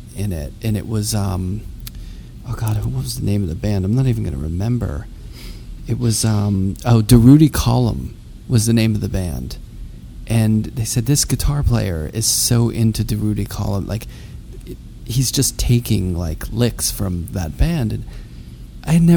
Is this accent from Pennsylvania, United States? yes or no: yes; Pittsburgh, Pennsylvania, United States; I'm from Pittsburgh.